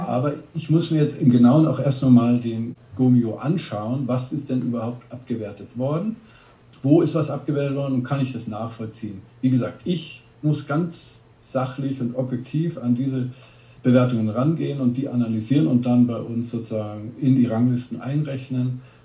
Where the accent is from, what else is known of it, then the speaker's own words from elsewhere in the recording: Bavaria, Germany; ich bin ja aus Bayern